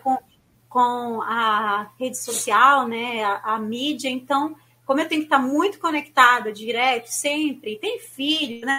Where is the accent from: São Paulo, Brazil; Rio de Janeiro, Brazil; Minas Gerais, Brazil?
São Paulo, Brazil; na minha região, eu sou de São Paulo, né? E assim, não tinha praia